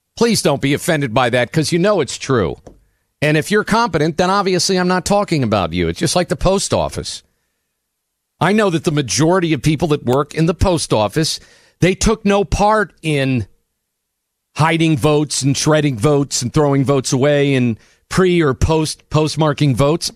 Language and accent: English; New Jersey, United States; born in Jersey